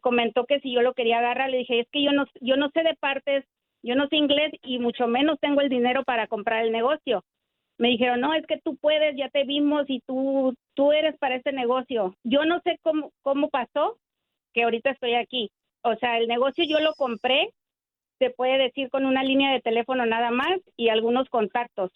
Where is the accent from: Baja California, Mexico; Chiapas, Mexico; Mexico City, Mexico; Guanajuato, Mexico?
Baja California, Mexico; Tijuana; also born or lived in Michoacán; now in Baldwin Park, United States; Yo crecí en Tijuana y llegué desde Tijuana aquí